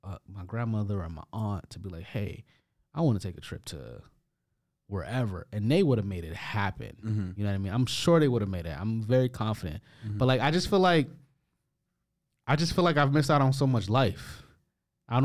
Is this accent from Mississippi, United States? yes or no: no; Detroit, Michigan, United States; now in Canada; nobody I grew up with in Detroit